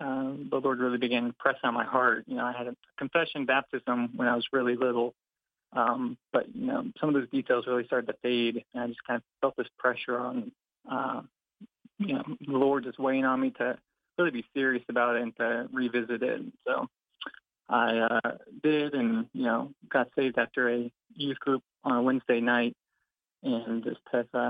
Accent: Muncie, Indiana, United States; moved away as an adult; now in Gainesville, United States; So I grew up mostly in Indiana and came down to Gainesville for this job back in 2021.

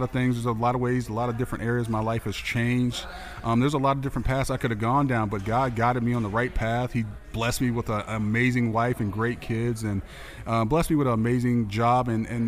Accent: Tampa, Florida, United States; I'm from Tampa

